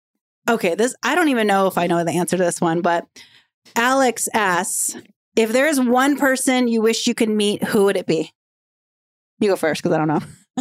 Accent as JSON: {"language": "English", "country": "Philippines", "said": "being able to represent women that are pregnant and being a Filipino and a mother and a working mom"}